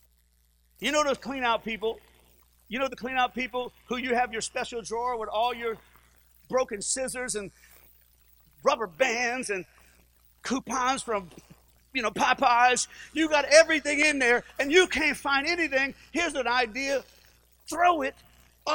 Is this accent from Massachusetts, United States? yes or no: no; Livingston Parish, Louisiana, United States; we're from Livingston Parish